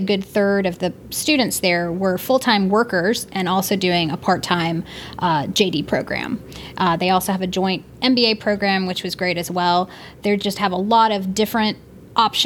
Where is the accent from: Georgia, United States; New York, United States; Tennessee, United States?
Georgia, United States; East Cobb; also born or lived in Athens, Georgia; I grew up in East Cobb with Josh